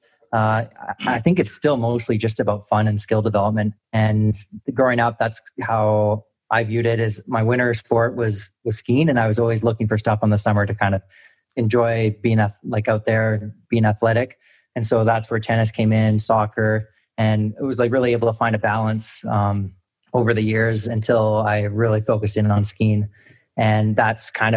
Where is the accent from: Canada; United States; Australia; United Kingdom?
Canada; Calgary, Alberta; I played tennis growing up in Calgary